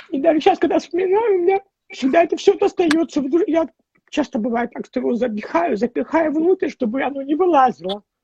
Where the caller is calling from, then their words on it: California, United States; я из Калифорнии.